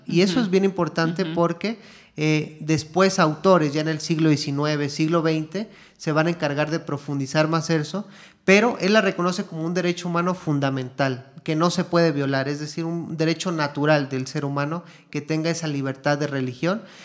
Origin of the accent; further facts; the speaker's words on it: Mexico; moved away as an adult; now in Guatemala; yo soy mexicano de nacimiento, pero ya llevo aquí ocho años en, Guatemala